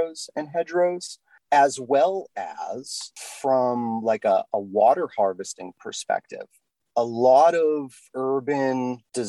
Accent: New England, United States; I'm from New England

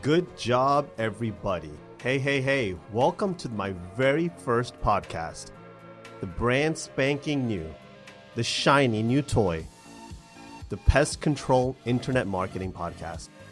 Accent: Atlanta, Georgia, United States; my hometown of Atlanta

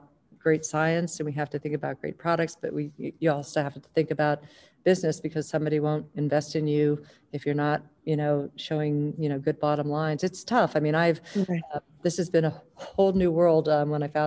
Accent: Northeastern Ohio, United States; I grew up in Northeastern Ohio.

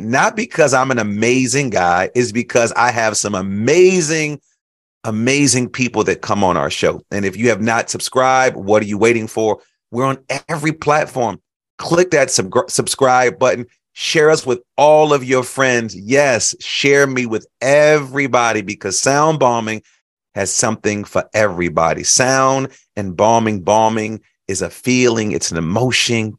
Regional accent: Chicago, Illinois, United States; I grew up in Chicago

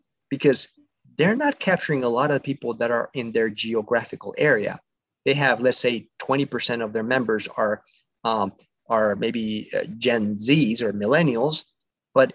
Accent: Mexico; now in United States; I'm originally from Mexico. I was born there, but my family migrated to the States many years ago

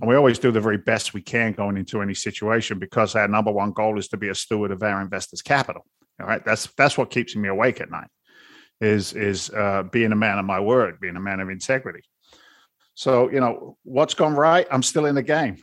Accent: London, United Kingdom; now in Boston, United States; I'm an immigrant from London, England. And now I live in Boston. You put that accent together

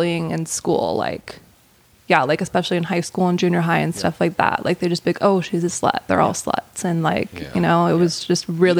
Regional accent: Calgary, Alberta, Canada; moved away as an adult; also born or lived in Los Angeles; now in Calgary, Canada; So I am born and raised in Calgary, I moved to LA in 2014.

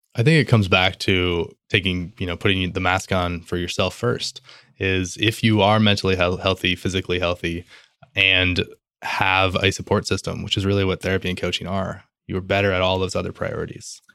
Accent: Midwest, United States; I'm Midwestern

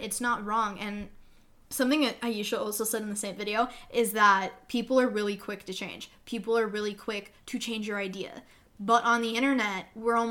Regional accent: Canada; I'm Canadian.

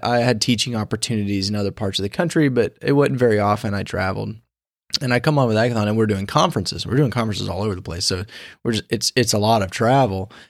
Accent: Pensacola, Florida, United States; moved away as an adult; now in Kansas City, United States; I'm actually originally from Pensacola

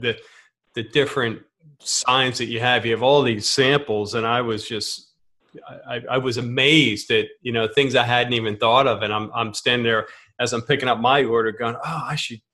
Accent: Philadelphia area, Pennsylvania, United States; we're from the Philadelphia area

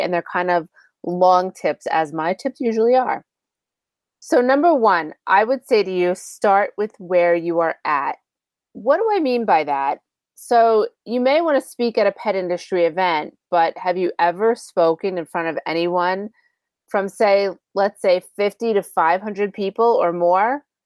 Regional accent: New York, United States; I'm from New York

